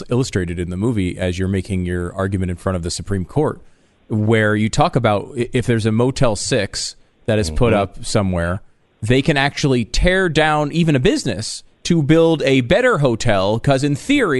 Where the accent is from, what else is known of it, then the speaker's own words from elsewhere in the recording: Connecticut, United States; I grew up in Connecticut